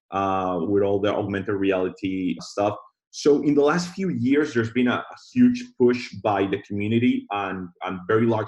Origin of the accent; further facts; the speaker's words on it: Colombia; moved away as an adult; also born or lived in Israel; now in Miami, United States; I was born in Colombia, and then I grew up in Colombia in South